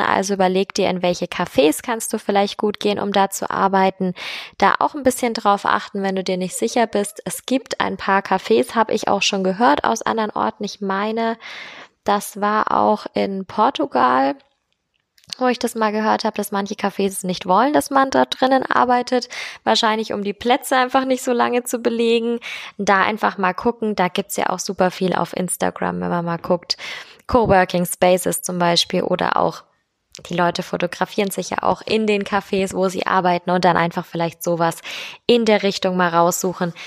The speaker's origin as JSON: {"language": "German", "region": "Bavaria", "country": "Germany", "said": "hier bei uns in Bayern"}